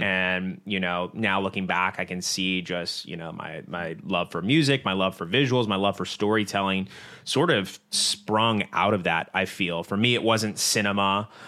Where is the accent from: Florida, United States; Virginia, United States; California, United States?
Virginia, United States; Virginia Beach; Both of us are born and raised in the Virginia Beach area